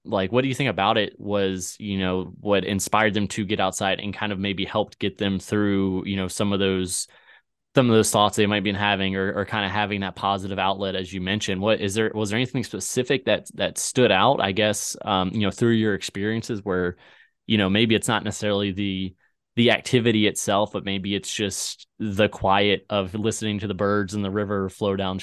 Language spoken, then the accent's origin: English; White Stone, Virginia, United States; moved away as an adult; also born or lived in Richmond, Virginia; now in Missouri, United States; I grew up in Whitestone, Virginia, out there on the Chesapeake Bay